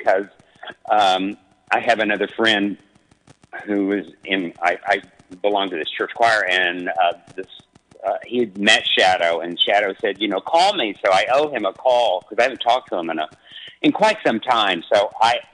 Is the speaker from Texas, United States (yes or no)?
yes; West Texas, United States; when I was growing up in West Texas